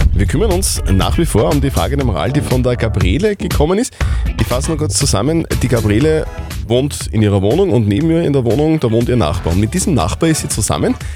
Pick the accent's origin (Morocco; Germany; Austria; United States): Austria; Upper Austria; wir Oberösterreicher